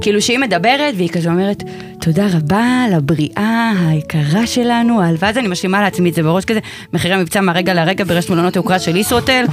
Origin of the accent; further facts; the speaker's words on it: Rishon LeZion, Central District, Israel; אני במקור מדי מראשון